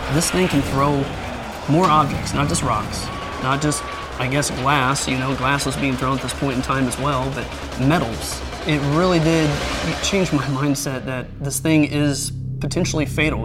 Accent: American Midwest, United States; So, the area that I grew up in was the suburbs.

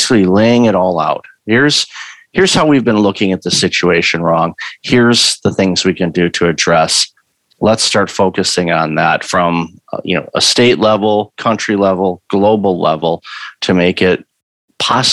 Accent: Michigan, United States; moved away; I grew up in Michigan

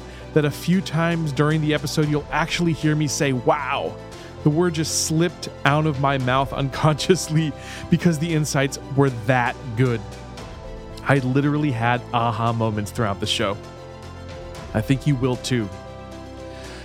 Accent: Florida, United States; my home state, I'm proud to say, Florida

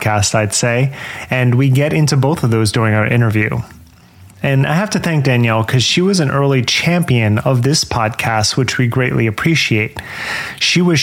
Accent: New Jersey, United States; I grew up in New Jersey

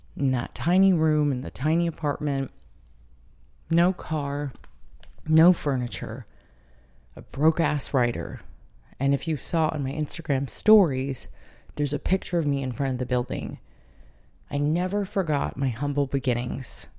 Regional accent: San Diego, California, United States; moved away as an adult; now in Brooklyn, United States; although California will always be home, and Carlsbad and San Diego will always be my hometown

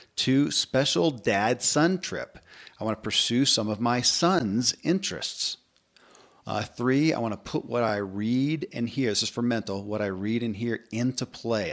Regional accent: Kentucky, United States; born or raised there

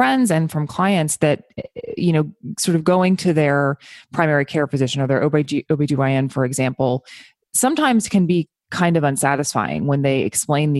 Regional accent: United States; as an American

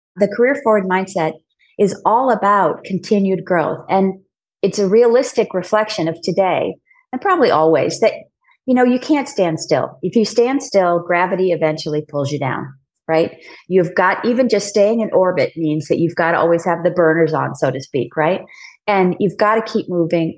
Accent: San Diego, California, United States; moved away as an adult; also born or lived in New York; as a kid growing up in San Diego, I realized pretty early on I didn't want to stay in San Diego

